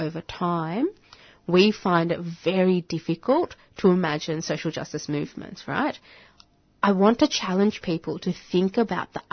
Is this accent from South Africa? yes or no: no; Bangladesh; first language Bengali; English is a second language; now in Australia; I'd say Bangladesh